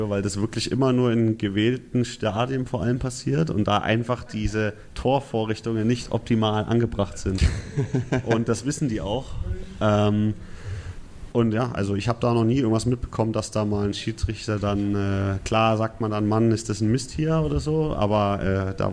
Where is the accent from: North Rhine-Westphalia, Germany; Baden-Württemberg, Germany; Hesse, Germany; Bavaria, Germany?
Bavaria, Germany; Nuremberg; ja, bin ja gebürtiger Nürnberger